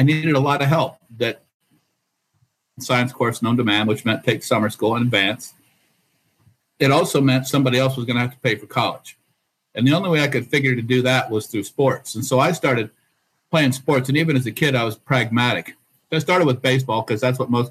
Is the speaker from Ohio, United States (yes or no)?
yes; just outside of Dayton, Ohio, United States; I grew up just outside of Dayton, Ohio